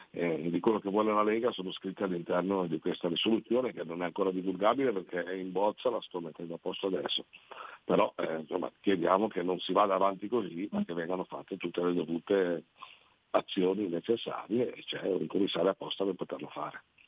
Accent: Liguria, Italy; noi come Liguri

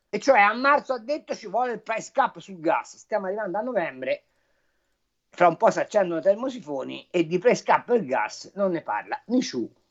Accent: Tuscany, Italy; io sono toscano

